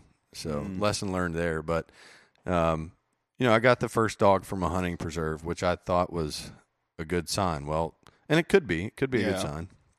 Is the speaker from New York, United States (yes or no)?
no; West Virginia, United States; grew up in West Virginia. Just had to move once as a kid there, but mostly grew up deer hunting.